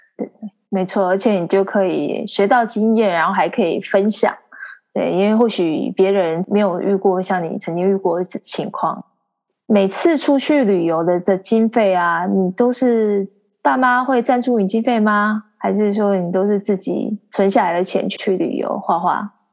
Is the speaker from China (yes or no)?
no; Xihu, Changhua County, Taiwan; 我的老家西湖，然后还有附近的浦岩啊、浦新啊这些地方